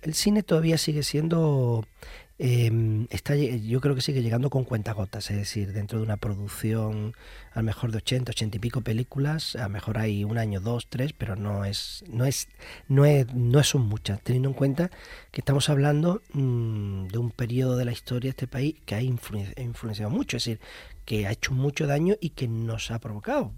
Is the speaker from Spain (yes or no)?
yes; Andalusia, Spain; yo como andaluz